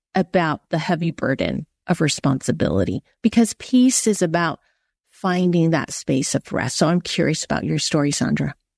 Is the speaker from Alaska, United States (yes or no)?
no; San Francisco, California, United States; I grew up in San Francisco, Chinatown